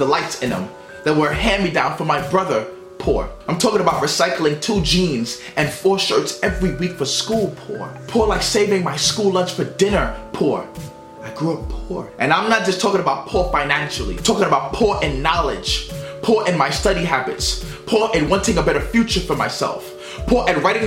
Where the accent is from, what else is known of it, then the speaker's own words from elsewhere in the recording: New York City, New York, United States; growing up in Brooklyn, New York during the 90s was hard